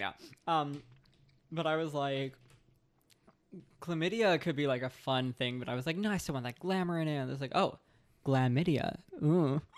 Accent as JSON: {"language": "English", "area": "Long Island", "region": "New York", "country": "United States", "said": "I'm from Long Island"}